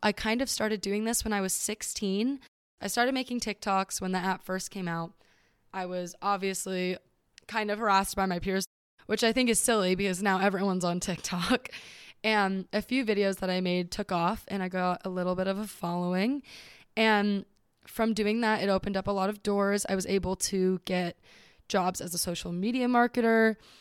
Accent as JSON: {"language": "English", "region": "Southern California", "country": "United States", "said": "I am from Southern California"}